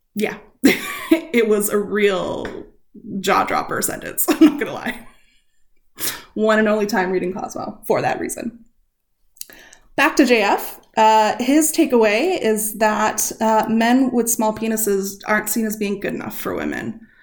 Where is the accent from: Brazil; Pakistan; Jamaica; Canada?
Canada; we are Canadian